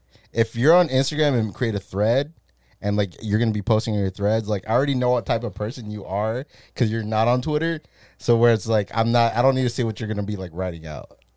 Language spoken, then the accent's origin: English; United States; I'm American